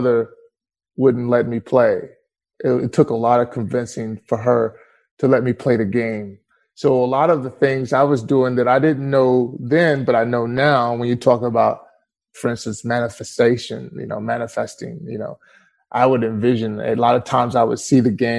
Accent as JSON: {"language": "English", "region": "East Texas", "country": "United States", "tie": "born or raised there", "also_born_or_lived": "Tyler, Texas / Dallas, Texas / Garland, Texas", "said": "I grew up in the country, East Texas."}